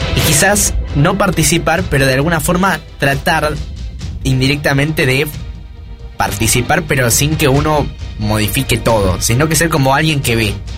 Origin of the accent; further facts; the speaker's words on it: Argentina; somos Argentina